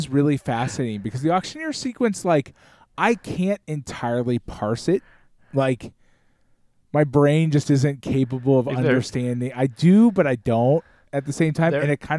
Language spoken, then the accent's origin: English; Scotland, United Kingdom; As you can tell, I'm Scottish, man.